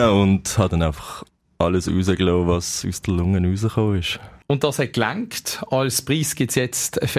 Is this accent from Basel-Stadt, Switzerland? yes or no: yes; Basel, Basel-Stadt, Switzerland; Ja, sicher. Als Basler ist das Pflicht, ja